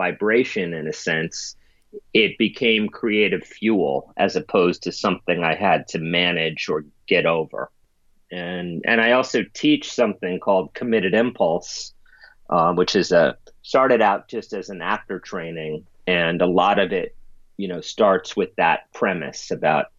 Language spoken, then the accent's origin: English; New York City, New York, United States; I grew up in the East Village